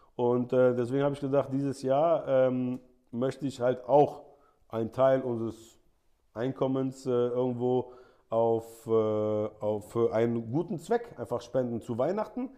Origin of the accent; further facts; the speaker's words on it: Germany; also born or lived in Saudi Arabia; als Deutscher